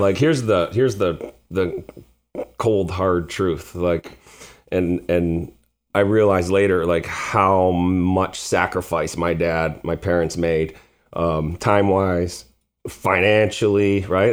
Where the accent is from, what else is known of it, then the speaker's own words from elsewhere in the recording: Chicago, Illinois, United States; we grew up on the South Side here in Beverly